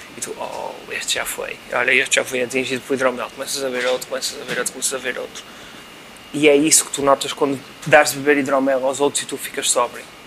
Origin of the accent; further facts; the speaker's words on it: Vila Nova de Gaia, Norte, Portugal; eu não sou do Porto, eu sou de Gaia